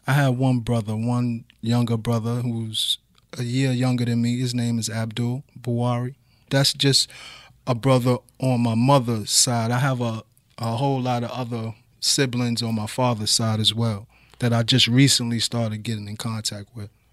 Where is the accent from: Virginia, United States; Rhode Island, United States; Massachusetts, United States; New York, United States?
New York, United States; New York City; also born or lived in Brooklyn; I grew up in the Bronx. I grew up at nine twenty-two East two eleven Street in the northeast